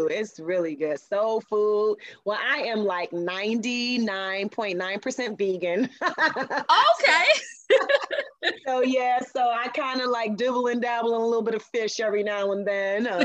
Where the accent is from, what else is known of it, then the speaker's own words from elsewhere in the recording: Atlanta, Georgia, United States; also born or lived in Detroit, Michigan; Yes, I was born in Detroit, but I moved to Atlanta when I was five years old. So I rep Atlanta all day, every day. This is my hometown.